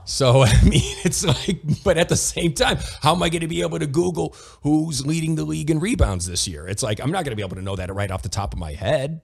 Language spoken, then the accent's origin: English; Toledo, Ohio, United States; my hometown was Toledo Ohio